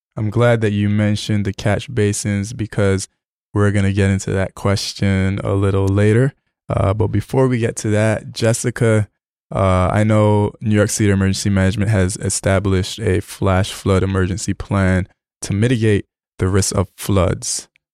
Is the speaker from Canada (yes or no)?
no; Barbados; moved away; I grew up in Barbados, and I remember when it rained, my grandmother would put a bucket outside